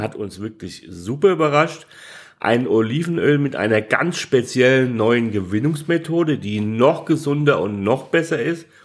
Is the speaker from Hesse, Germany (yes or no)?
yes; Hesse, Germany; accent: Hessian; für mich am Schluss als Hesse